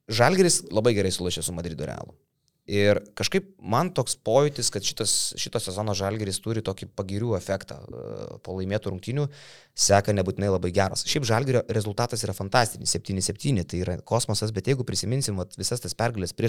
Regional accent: Lithuania; O mes lietuviai mėgstam.

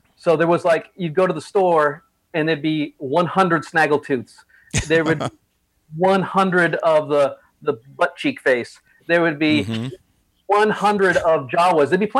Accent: Northeast, United States; I grew up in the Northeast

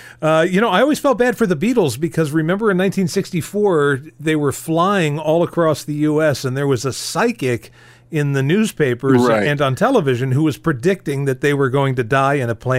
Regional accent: New Jersey, United States; also born or lived in Virginia; My time was split between living in New Jersey and being exposed to New York radio and then living in Virginia and being able to bring in on the radio New York radio late at night.

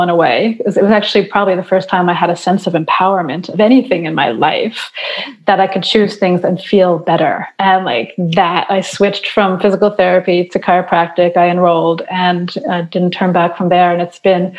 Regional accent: New York, United States; now in Montreal, Canada; I live in Montreal, Quebec. I'm originally from New York

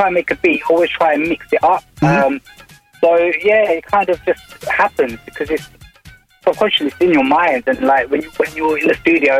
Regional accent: London, United Kingdom; I'm from Edmonton, North London.

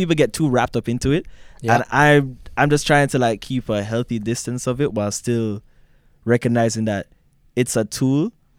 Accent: Jamaica; now in London, California, United States; growing up in Jamaica and coming here. First time we saw snow, living in London, Ontario.

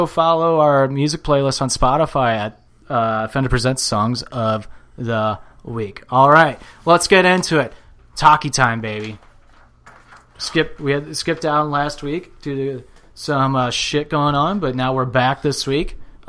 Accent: St. Louis, Missouri, United States; we're from St. Louis, so we got to represent our hometown.

